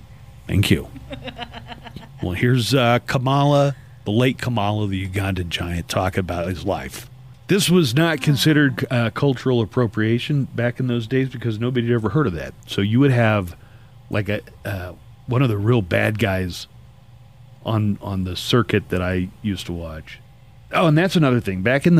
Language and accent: English; Midwest, United States; around where I grew up in the Midwest